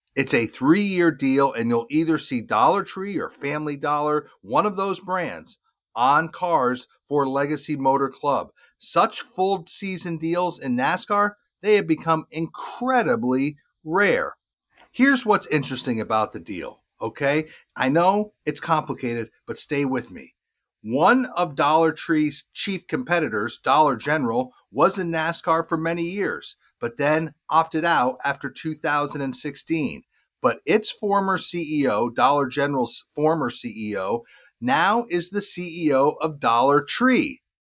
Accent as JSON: {"language": "English", "region": "Vermont", "country": "United States", "said": "I'm from Vermont"}